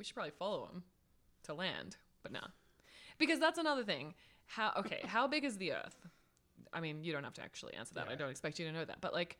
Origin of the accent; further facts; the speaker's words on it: Australia; being an Australian